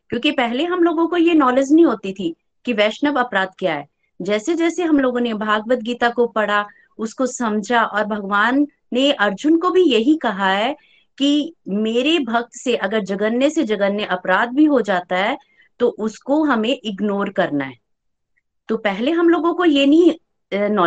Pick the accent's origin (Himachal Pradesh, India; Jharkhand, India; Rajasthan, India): Himachal Pradesh, India; Chamba; चंबा से हूँ